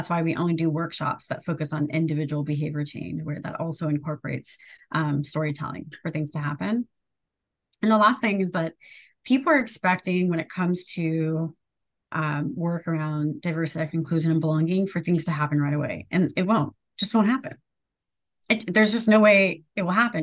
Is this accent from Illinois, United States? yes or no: no; Sacramento, California, United States; I grew up in Sacramento, California